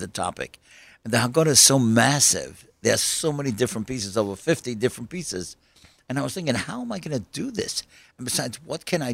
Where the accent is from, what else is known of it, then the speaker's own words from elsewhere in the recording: New York City, New York, United States; I grew up in Kew Gardens